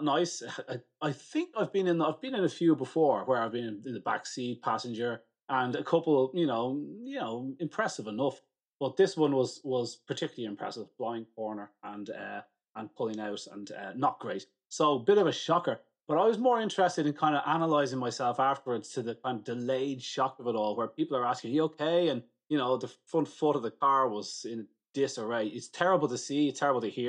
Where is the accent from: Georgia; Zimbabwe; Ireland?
Ireland; I'm Irish